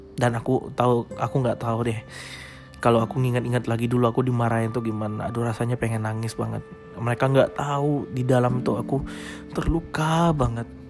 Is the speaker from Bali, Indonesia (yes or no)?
no; Makassar, South Sulawesi, Indonesia; now in Samarinda, Indonesia; Jadi aku lahir di Makassar. Aku anak tunggal. Nah, aku nggak punya saudara sama sekali. Aku saat ini tinggal di Samarinda. Asliku sebenarnya di Makassar